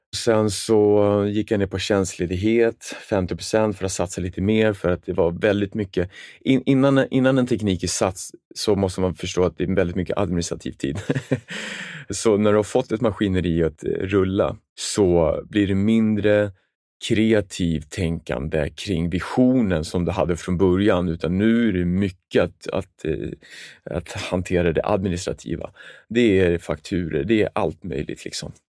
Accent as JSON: {"language": "Swedish", "town": "Stockholm", "region": "Stockholm County", "country": "Sweden", "tie": "born or raised there", "also_born_or_lived": "Jönköping", "said": "Jag är uppvuxen med en familj med en storebror i Sätra, en förort i södra Stockholm"}